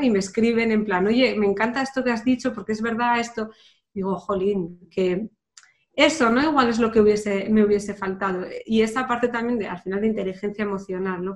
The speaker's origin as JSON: {"language": "Spanish", "town": "Pamplona", "region": "Navarre", "country": "Spain", "also_born_or_lived": "London", "moved": "as an adult", "said": "yo que soy de Pamplona"}